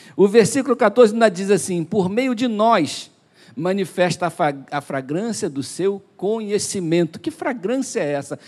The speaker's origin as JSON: {"language": "Portuguese", "town": "Duque de Caxias", "region": "Rio de Janeiro", "country": "Brazil", "said": "nós somos de Caxias"}